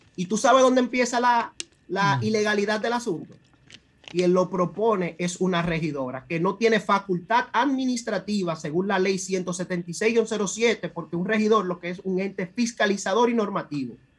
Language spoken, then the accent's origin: Spanish; Santo Domingo Este, Distrito Nacional, Dominican Republic; soy del municipio de Santo Domingo Este